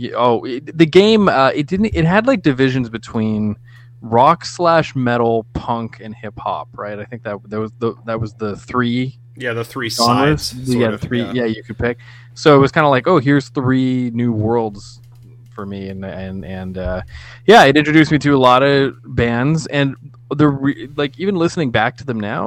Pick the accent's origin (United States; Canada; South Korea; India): Canada; We're Canadian